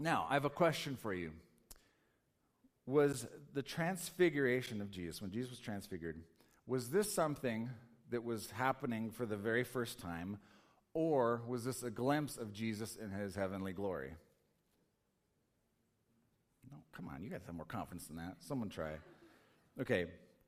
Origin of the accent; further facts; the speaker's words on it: Colorado, United States; I'm from Colorado